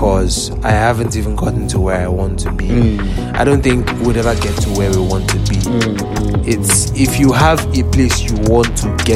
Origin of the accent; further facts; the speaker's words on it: Lagos, Nigeria; I grew up in Bankolemo.